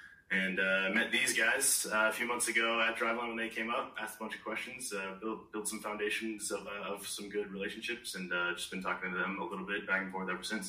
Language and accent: English; Park City, Utah, United States; where I grew up in Park City, Utah, and so we didn't actually have traditional Little League because it was, like, a relatively small town.